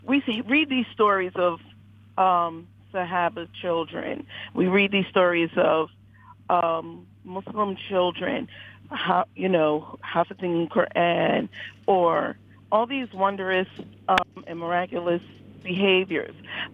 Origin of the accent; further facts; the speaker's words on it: Philadelphia, Pennsylvania, United States; I'm from Philadelphia.